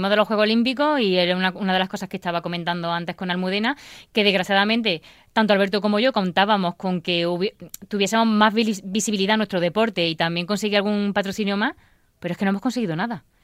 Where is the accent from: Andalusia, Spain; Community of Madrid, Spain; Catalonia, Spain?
Andalusia, Spain; Baena; born or raised there; now in Granada, Spain